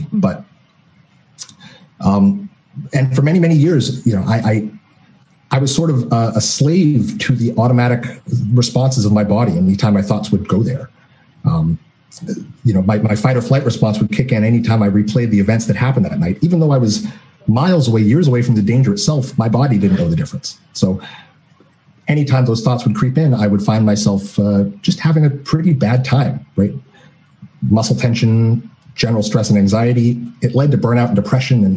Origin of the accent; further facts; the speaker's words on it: Seattle, Washington, United States; I'm from Seattle, Washington